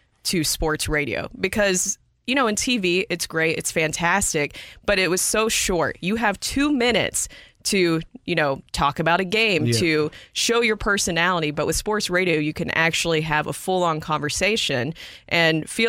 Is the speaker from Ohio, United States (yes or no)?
no; Nashville, Tennessee, United States; moved away; I'm from Nashville, Tennessee.